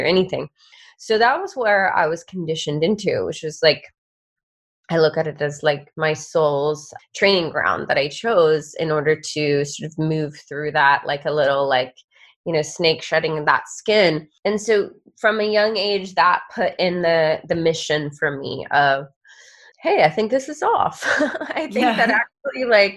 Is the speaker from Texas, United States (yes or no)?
no; Georgia, United States; I grew up in the United States in the state of Georgia, and Georgia is in the South.